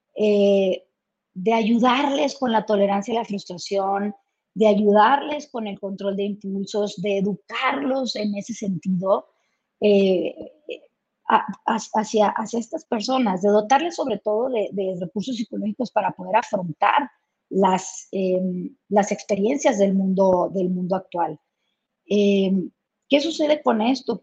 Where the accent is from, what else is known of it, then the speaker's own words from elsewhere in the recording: Chihuahua, Mexico; yo soy originaria de Chihuahua y pues estamos pegados a Estados Unidos